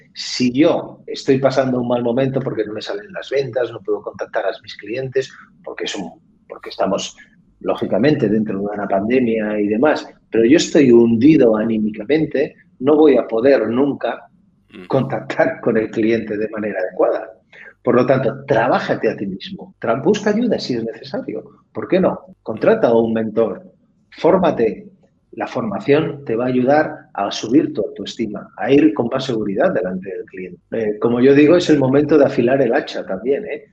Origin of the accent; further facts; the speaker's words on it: Catalonia, Spain; yo soy, catalán también